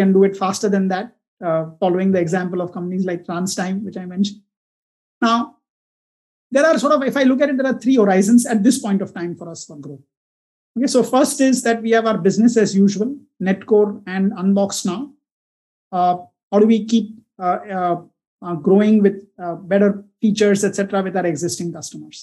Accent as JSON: {"language": "English", "town": "Mumbai", "region": "Maharashtra", "country": "India", "tie": "born or raised there", "also_born_or_lived": "Pune / New York", "said": "I was born in Pune. My mom was from there. But early years were all spent in Bombay, right up till IIT Bombay"}